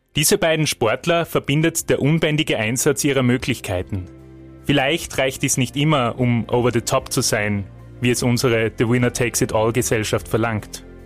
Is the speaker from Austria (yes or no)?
yes; Austria; bei uns in Österreich